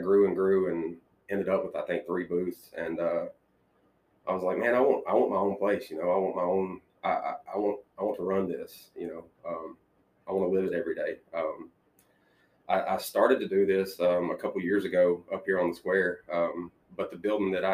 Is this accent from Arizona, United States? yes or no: no; Brighton, Tennessee, United States; I was raised in Brighton. I'm a Brighton High School graduate